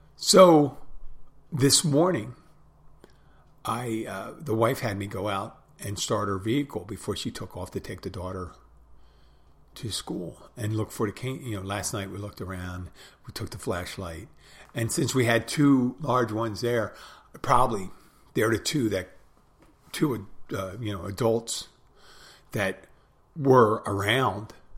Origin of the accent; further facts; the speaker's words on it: Pennsylvania, United States; I'm from Pennsylvania.